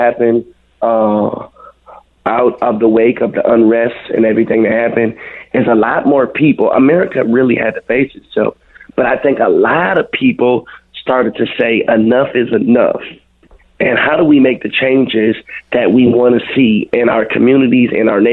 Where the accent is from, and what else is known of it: Minneapolis, Minnesota, United States; born or raised there